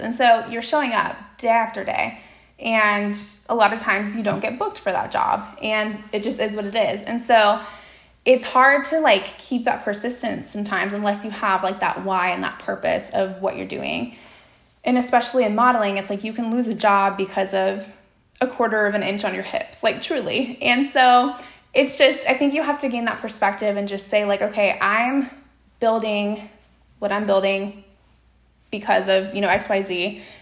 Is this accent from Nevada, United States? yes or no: yes; Las Vegas, Nevada, United States; my hometown of Las Vegas